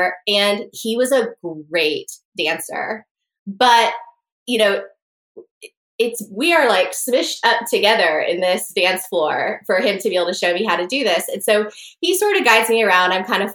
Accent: North Carolina, United States; I'm from North Carolina

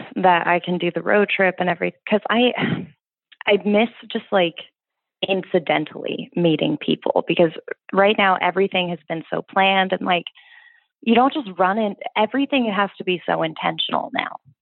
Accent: East Coast, United States; growing up on the East Coast

